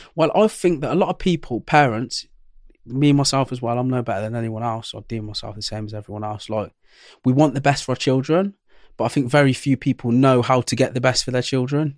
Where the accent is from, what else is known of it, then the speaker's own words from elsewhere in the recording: Coventry, West Midlands, United Kingdom; I was born in Coventry